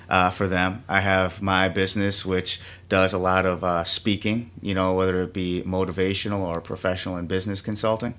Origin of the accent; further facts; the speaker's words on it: Milwaukee, Wisconsin, United States; moved away as an adult; also born or lived in New York; I was born here in Milwaukee, Wisconsin, you know, and I reside on the, the north side of, uh, Milwaukee, and, uh, went to Marquette High here in town